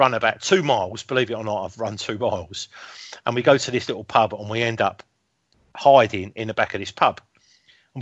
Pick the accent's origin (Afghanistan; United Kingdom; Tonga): United Kingdom; England; we're English